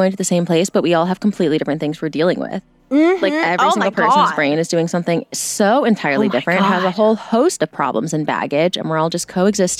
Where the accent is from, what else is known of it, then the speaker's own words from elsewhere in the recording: Virginia, United States; my home state.